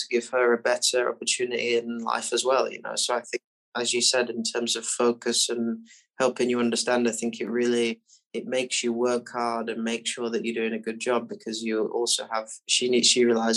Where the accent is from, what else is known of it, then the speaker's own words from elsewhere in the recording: Barnsley, Yorkshire and the Humber, United Kingdom; I grew up in Barnsley